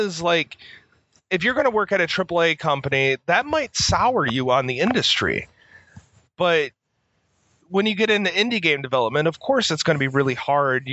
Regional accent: United States; I'm American

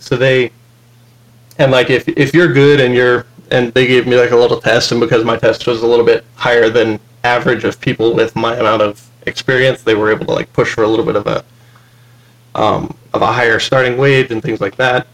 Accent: Texas, United States; now in Utah, United States; I'm originally from Texas

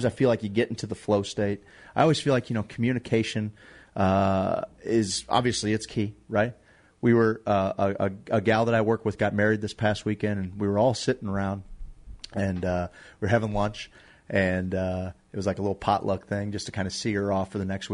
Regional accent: Dutchtown, United States; I grew up in Dutchtown

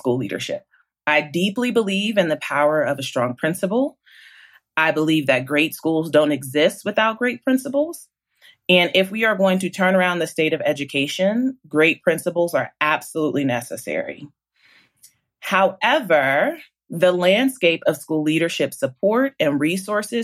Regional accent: Columbus, Ohio, United States; moved away as an adult; also born or lived in Nashville, Tennessee / Charlotte, North Carolina; a couple years after I was born, they moved to Columbus, Ohio, which is where I was raised.

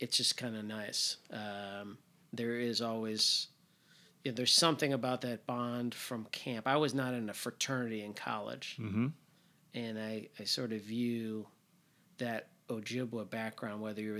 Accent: Northbrook, Illinois, United States; I grew up in Northbrook, small part of Northbrook that like went to New Trier

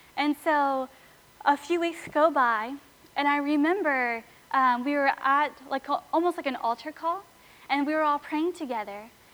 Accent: Sebring, Florida, United States; now in Lakeland, United States; they live in my hometown, Sebring

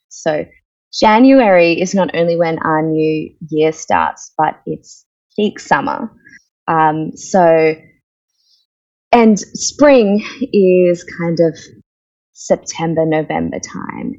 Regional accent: Australia; accent: Australian; also born or lived in India; I am an Australian, I'm an Indian Australian. Uh, my family moved to Australia when I was four.

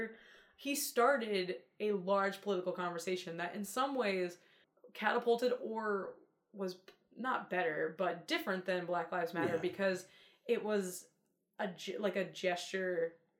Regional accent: Atlantic City, New Jersey, United States; I'm from Atlantic City.

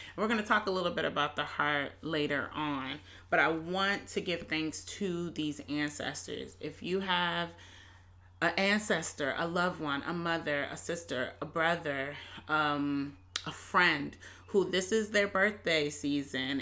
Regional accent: Hampton, Virginia, United States; I'm from Hampton, Virginia.

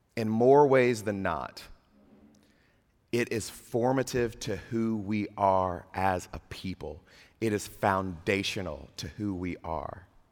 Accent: Mississippi, United States; moved away; I'm from Mississippi

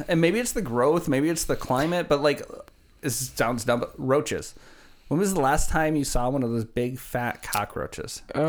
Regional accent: Chicago, Illinois, United States; Yeah, yeah, from okay. Chicago.

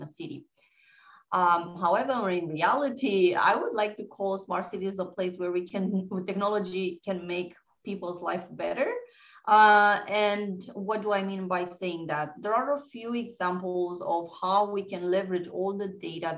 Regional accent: Romania; moved away as an adult; also born or lived in Bucharest / France; I'm originally from Romania.

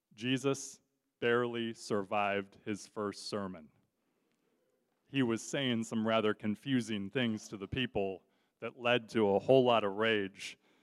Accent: Southern California, United States; moved away as an adult; also born or lived in Kansas; now in Detroit, United States; I grew up in Southern California. Um, I'm a Southern California native

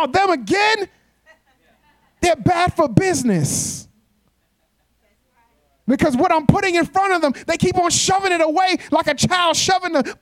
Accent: New York, United States; moved away; I'm from New York

